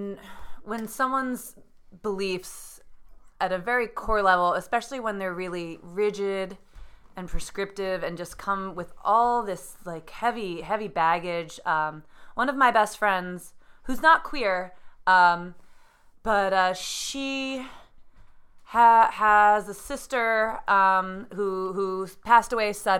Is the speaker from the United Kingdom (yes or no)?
no; New Jersey, United States; now in New York City, United States; I was raised in New Jersey in a very densely populated area